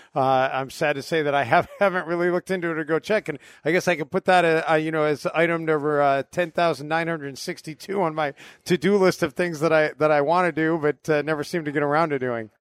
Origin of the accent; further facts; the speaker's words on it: Syracuse, New York, United States; moved away as an adult; also born or lived in Oswego / Green Bay / Miami / Dallas; I grew up in Syracuse, so, I mean, that was home for me.